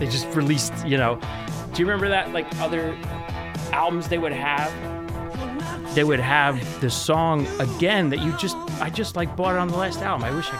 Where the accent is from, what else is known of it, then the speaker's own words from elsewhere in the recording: Middletown, New Jersey, United States; I'm from Middletown, New Jersey. Been there... forever. My parents were from Oregon, and they moved over here.